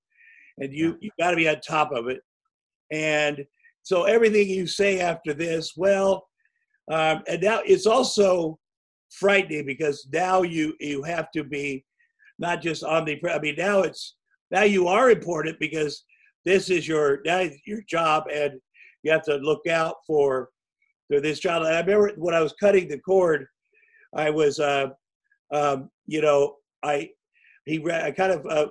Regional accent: Iowa, United States; moved away; when I grew up in Iowa

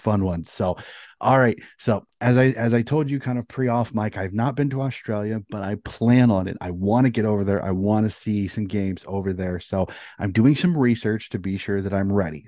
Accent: United States; as an American

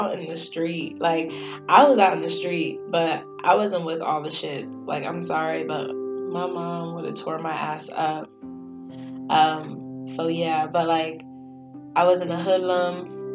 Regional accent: York, Pennsylvania, United States; I grew up in York, Pennsylvania

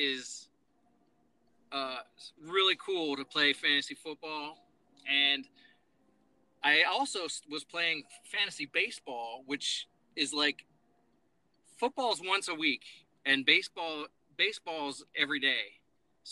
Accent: Dover, Delaware, United States; moved away as an adult; also born or lived in Pennsylvania / Charleston, West Virginia / Kentucky / Chattanooga, Tennessee; I'm originally from Pennsylvania, born and raised in PA, but grew up in Delaware, went to high school in Dover, Delaware

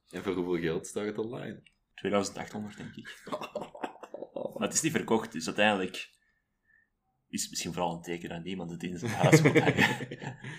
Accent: Middelburg, Zeeland, Netherlands; Want ik ben dan opgegroeid in Middelburg, wat een beetje moerasgebied is bij momenten.

